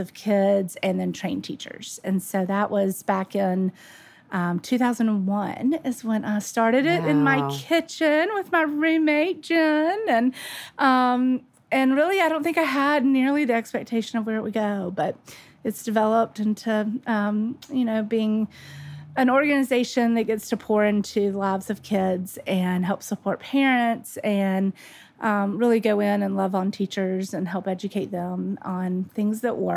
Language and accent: English; Birmingham, Alabama, United States; also born or lived in Nashville, Tennessee; I grew up in Birmingham, Alabama